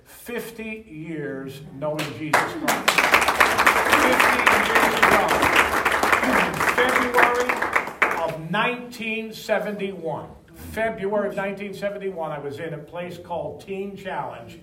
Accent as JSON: {"language": "English", "town": "Philadelphia", "region": "Pennsylvania", "country": "United States", "tie": "born or raised there", "said": "I grew up on Tasker Street"}